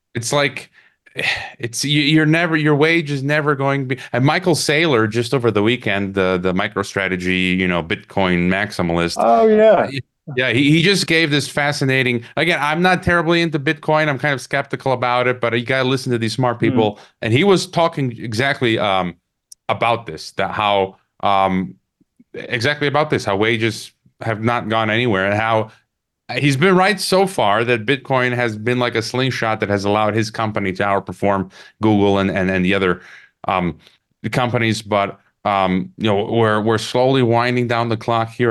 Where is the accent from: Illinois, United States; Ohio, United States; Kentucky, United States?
Illinois, United States; Chicago; I'm from Chicago